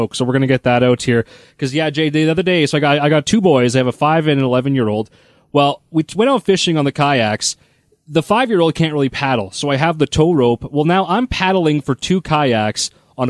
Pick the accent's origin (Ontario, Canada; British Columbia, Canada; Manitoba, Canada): Manitoba, Canada; Russell; moved away; also born or lived in Alberta; I grew up in Russell